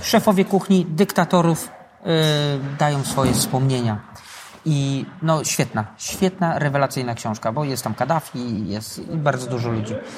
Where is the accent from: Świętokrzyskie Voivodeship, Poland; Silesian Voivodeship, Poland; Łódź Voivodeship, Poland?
Silesian Voivodeship, Poland; Radzionków; also born or lived in Katowice / England; now in Tarnowskie Góry, Poland; Ja z Tarnowskich Gór teraz jestem. Wychowałem się w Radziąkowie.